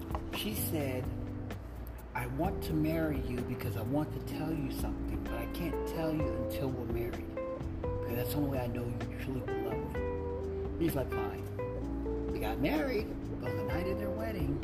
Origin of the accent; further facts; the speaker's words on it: Midwest, United States; now in California, United States; I'm from the Midwest, so I live in California now.